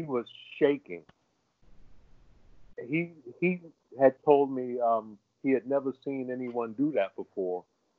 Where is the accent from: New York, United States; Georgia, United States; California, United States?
New York, United States; New York City; I'm from Harlem, too